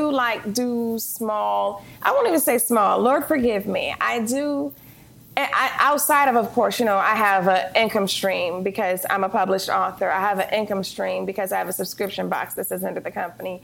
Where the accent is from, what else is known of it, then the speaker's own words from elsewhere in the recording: Detroit, Michigan, United States; moved away as an adult; I'm from Detroit, Michigan.